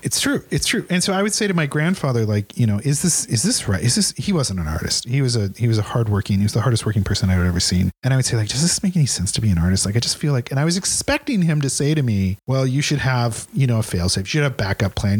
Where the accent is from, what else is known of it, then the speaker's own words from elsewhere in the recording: Ridgefield, Washington, United States; Ridgefield, Washington. It's okay. On the, it's on the Columbia River.